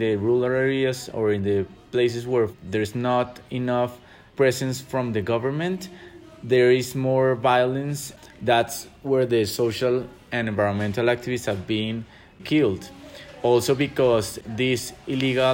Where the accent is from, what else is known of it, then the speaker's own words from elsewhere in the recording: Bogota, Colombia; I'm from Bogota, Colombia